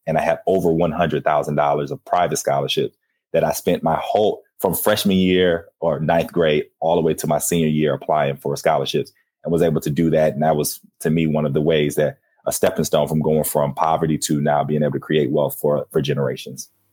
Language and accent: English; Flint, Michigan, United States; growing up in Flint